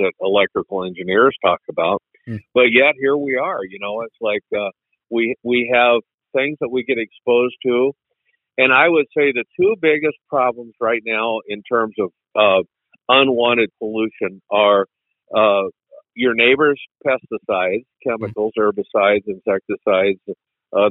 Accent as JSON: {"language": "English", "country": "United States", "said": "we Americans"}